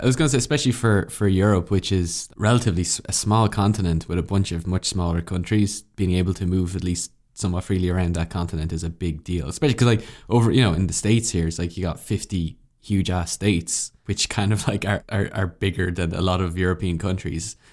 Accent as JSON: {"language": "English", "country": "Ireland", "said": "being an Irish citizen"}